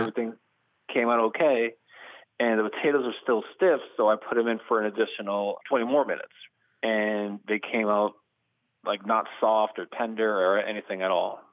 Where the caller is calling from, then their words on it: Goffstown, New Hampshire, United States; I'm calling from, uh, Goffstown, New Hampshire.